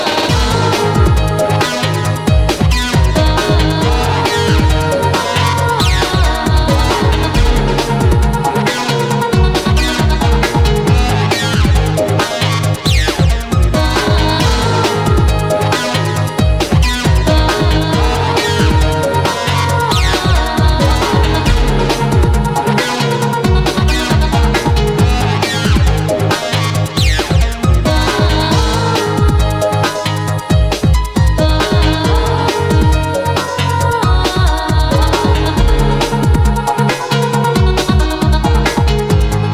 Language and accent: English; Tampa, Florida, United States; Tampa homegrown right here